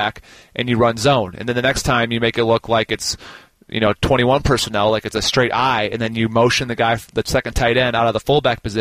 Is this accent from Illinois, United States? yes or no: no; Minnesota, United States; moved away; Growing up in Minnesota